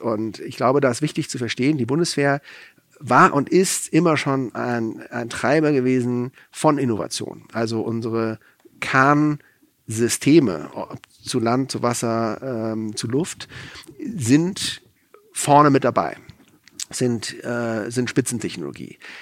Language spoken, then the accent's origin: German; France; now in Germany; ich bin in Frankreich aufgewachsen, ich war in Frankreich wehrpflichtig